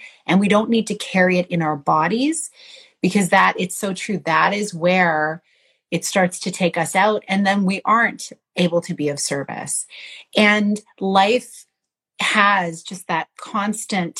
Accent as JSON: {"language": "English", "country": "Canada", "said": "as a Canadian woman"}